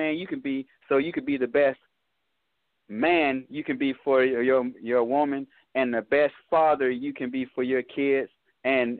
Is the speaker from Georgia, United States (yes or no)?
yes; Atlanta, Georgia, United States; I'm from Cleveland Avenue. I stay in the same neighborhood as …